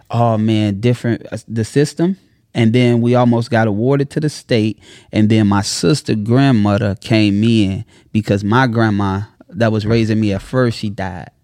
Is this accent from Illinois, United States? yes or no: yes; Chicago, Illinois, United States; I'm from Chicago